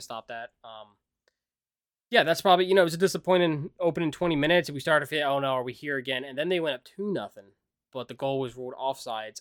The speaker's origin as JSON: {"language": "English", "country": "United States", "said": "being American"}